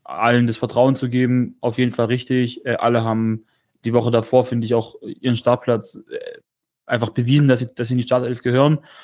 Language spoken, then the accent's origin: German; Stuttgart, Baden-Württemberg, Germany; ich komme aus Stuttgart, bin geboren und aufgewachsen in Stuttgart